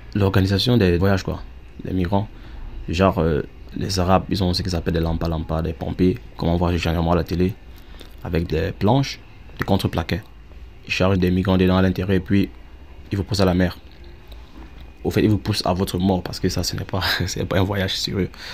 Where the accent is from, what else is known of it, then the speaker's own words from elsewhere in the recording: Northwest Region, Cameroon; moved away as an adult; now in Germany; Je suis euh, originaire du Nord-Ouest Cameroun